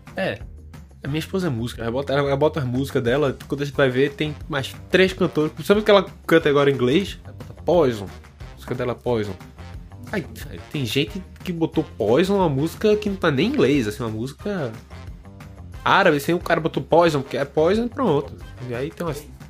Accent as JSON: {"language": "Portuguese", "town": "Recife", "region": "Pernambuco", "country": "Brazil", "moved": "yes", "lives_now": "Lisbon, Portugal", "said": "Sou de Recife, moro aqui em Lisboa, Portugal."}